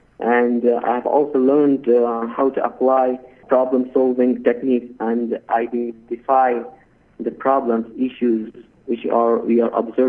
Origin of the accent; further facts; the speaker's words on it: Afghanistan; I'm from Afghanistan.